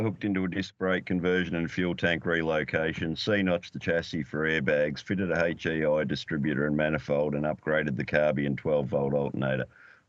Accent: Narrabri, New South Wales, Australia; It was the first Commodore ever sold in my hometown of Narrabri

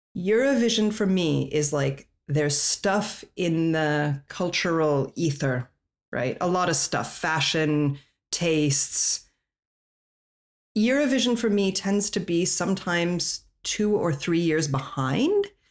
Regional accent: Colorado, United States; moved away; also born or lived in Europe; I'm from Colorado.

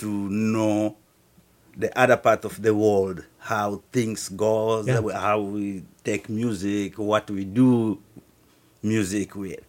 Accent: DR Congo; moved away as an adult; now in Twin Cities, United States; I'm from the Congo, Republic Democratic of Congo. And I was born in the region of Bakongo.

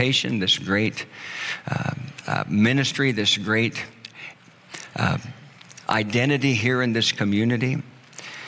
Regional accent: Oklahoma, United States; moved away as an adult; I was living in my hometown where I was born and raised.

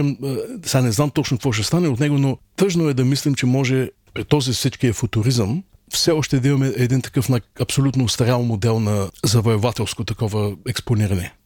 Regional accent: Burgas, Burgas Province, Bulgaria; moved away as an adult; also born or lived in Aytos; now in New York, United States; Аз всъщност съм роден в Айтос, няколко годишен съм бил, когато нашите се преместиха в Бургас и вече напълно, аз съм се израснал като бургазлия

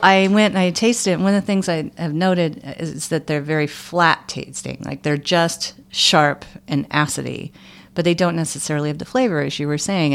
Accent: Michigan, United States; I grew up in Michigan

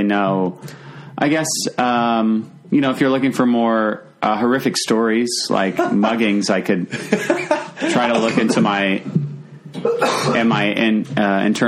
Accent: Virginia Beach, Virginia, United States; also born or lived in Richmond; I grew up in Virginia Beach

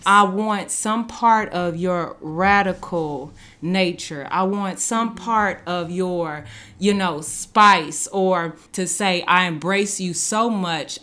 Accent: Dallas, Texas, United States; moved away as an adult; now in Branson, United States; I came from Dallas. I came from the south side of Dallas

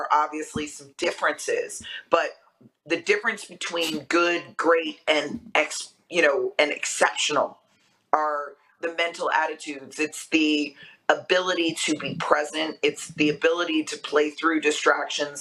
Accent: Vero Beach, Florida, United States; also born or lived in Boston; I grew up in Vero Beach, Florida, where football is a way of life

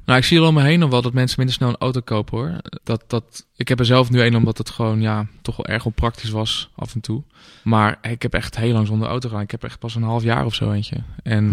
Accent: Amsterdam, North Holland, Netherlands; als Amsterdammer

